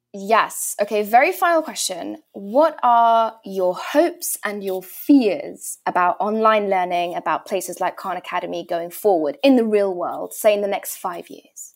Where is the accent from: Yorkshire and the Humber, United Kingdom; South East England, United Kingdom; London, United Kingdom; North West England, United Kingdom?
London, United Kingdom; I grew up in London town.